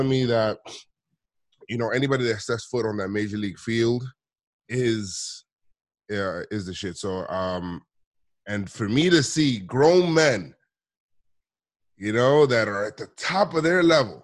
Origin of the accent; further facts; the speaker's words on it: New York City, New York, United States; I'm from the Bronx